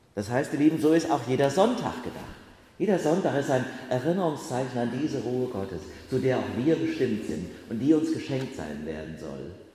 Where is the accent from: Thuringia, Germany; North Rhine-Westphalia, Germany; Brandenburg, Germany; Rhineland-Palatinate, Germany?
Rhineland-Palatinate, Germany; Bacharach; in Bacharach, in meinem Heimatort